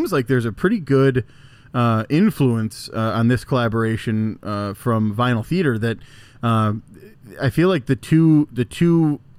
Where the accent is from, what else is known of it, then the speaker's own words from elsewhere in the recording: Elkhorn, Wisconsin, United States; Growing up in Elkhorn, right on Lake Wandawega